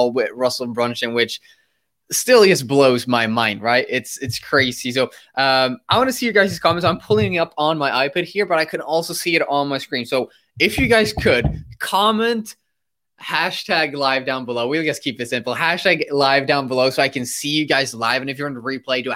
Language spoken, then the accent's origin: English; Sweden; also born or lived in United States; I'm from Sweden and I studied in the US, so I flew across the globe to study there, and then I had to fly back